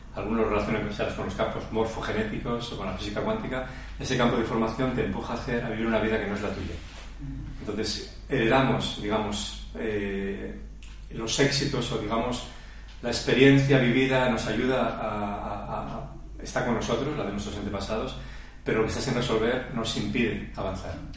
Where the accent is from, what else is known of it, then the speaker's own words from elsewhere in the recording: Asturias, Spain; nací en Asturias